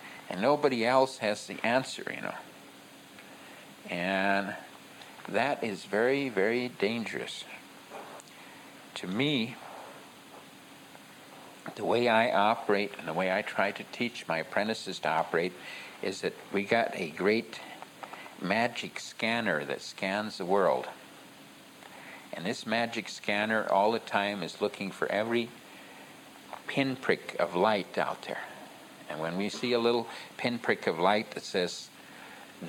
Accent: United States; I'm an American Indian

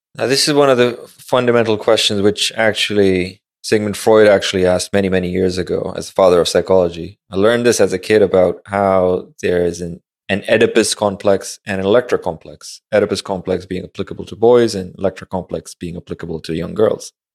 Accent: Pakistan; westernized school in Pakistan

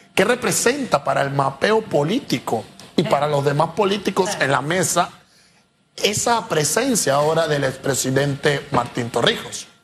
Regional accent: Panama; como panameños

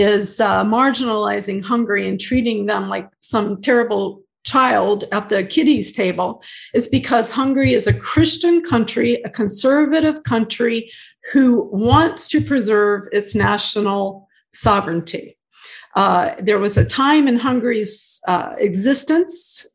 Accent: United States; growing up in the United States

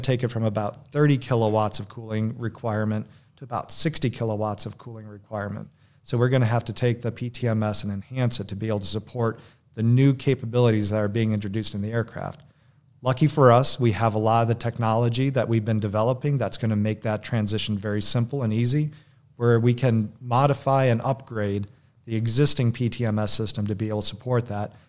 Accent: Michigan, United States; I was born and raised in Michigan

